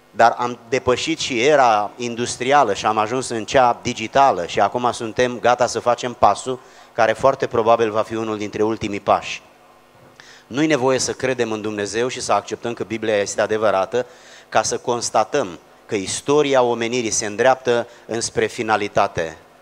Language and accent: Romanian; a small village near Giurgiu, Muntenia, Giurgiu County, Romania; Eu vin din orașul Giurgiu, de fapt dintr-un sat mic de lângă Giurgiu, asta este sub București, pe malul Dunării, zonă care se numește Montenia